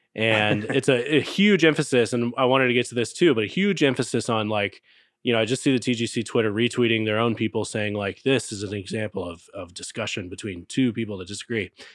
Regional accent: Texas, United States; I grew up in Texas

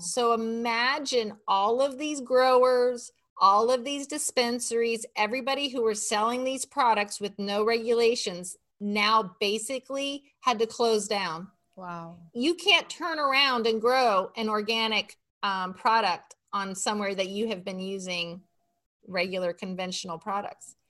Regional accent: Miami, Florida, United States; I grew up in Miami, Florida, and we lived on about an acre of land on a canal

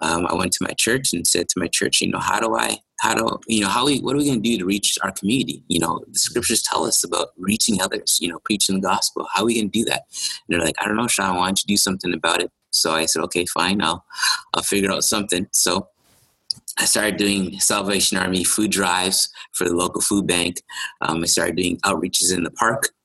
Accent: Toronto, Ontario, Canada; I'm from Malvern.

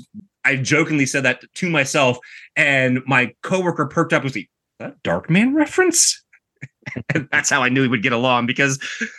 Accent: United States

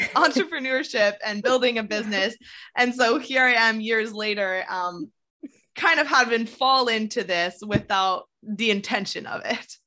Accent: Canada; I'm Canadian

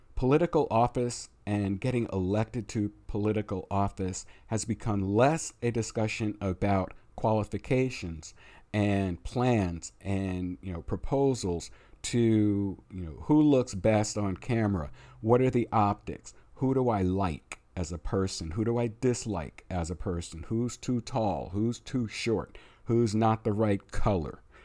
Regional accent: United States; we are American

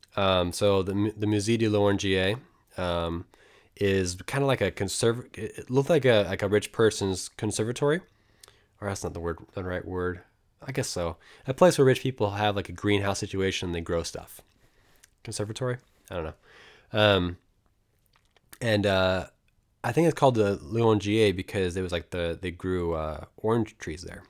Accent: United States; I'm American

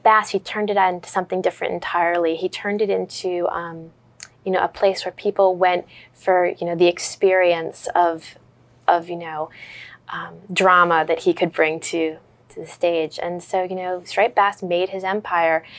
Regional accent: New England, United States; moved away as an adult; now in Philadelphia, United States; I grew up in New England

